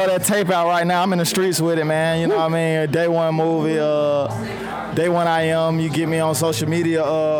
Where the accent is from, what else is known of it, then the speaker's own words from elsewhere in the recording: Turkmenistan; moved away; I'm from Turkmenistan. It's Eastern Europe.